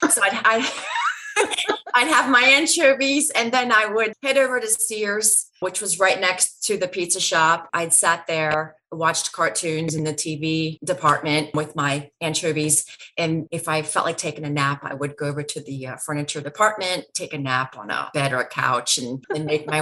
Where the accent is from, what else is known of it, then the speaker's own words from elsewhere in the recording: Hanoverton, Ohio, United States; we got to Hanover when I was, again, 3, 4 years old